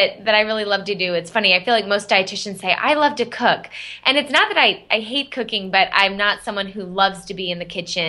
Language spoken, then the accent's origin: English; Arizona, United States; moved away as an adult; now in Boston, United States; I grew up in Arizona. My whole family's in Arizona. I live in the Boston area